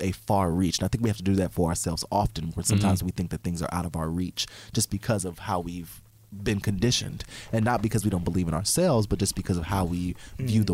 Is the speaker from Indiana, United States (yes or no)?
yes; Fort Wayne, Indiana, United States; I come from a very small town. I come from Fort Wayne, Indiana